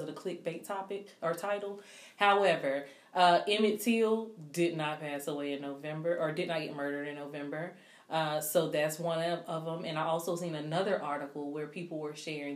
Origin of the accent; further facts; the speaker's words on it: South Carolina, United States; I was from South Carolina